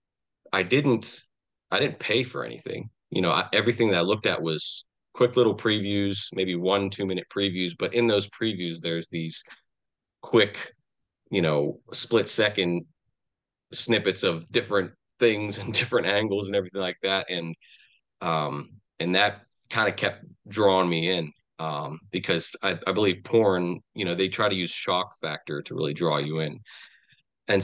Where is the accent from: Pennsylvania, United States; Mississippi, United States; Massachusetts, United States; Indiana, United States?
Pennsylvania, United States; Pittsburgh; I'm from southwestern Pennsylvania. You know, I grew up in the Pittsburgh area, and I've kind of been around this area all my life